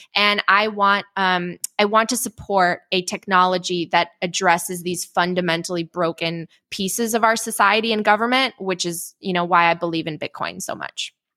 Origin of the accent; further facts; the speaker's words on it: Chicago, Illinois, United States; also born or lived in Poland; I was born in Poland. I don't really remember, uh, living there because I was five when my family came to the, the suburbs of Chicago